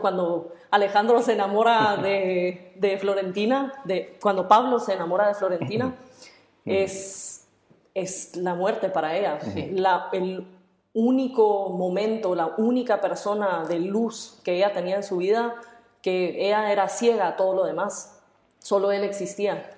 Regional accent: Guatemala; yo soy guatemalteca

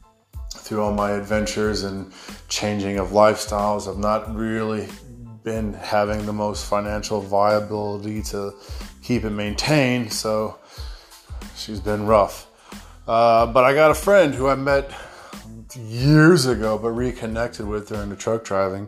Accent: United States; accent: American; now in Australia; my American accent

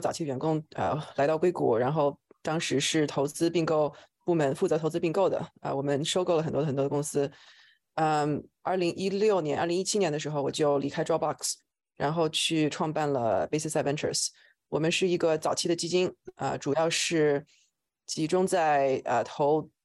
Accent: China; moved away as an adult; also born or lived in New York / Shanghai / Silicon Valley; now in United States; 我是在中国出生，然后来美国读博士，呃，我是读的这个脑科学

